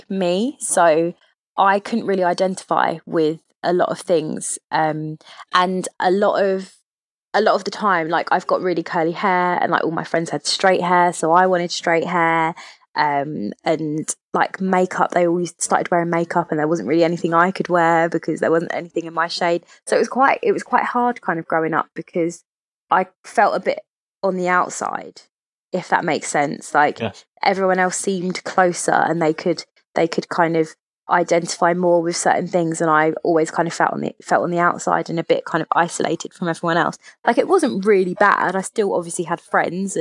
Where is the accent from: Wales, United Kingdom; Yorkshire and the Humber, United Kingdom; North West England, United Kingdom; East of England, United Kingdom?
East of England, United Kingdom; Stevenage; now in London, United Kingdom; I was born in Hertfordshire, in Stevenage in Hertfordshire, just outside of London